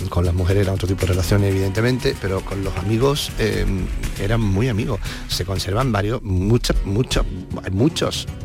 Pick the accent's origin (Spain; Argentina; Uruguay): Spain; Andalusia; claro, por los dos somos de Cádiz.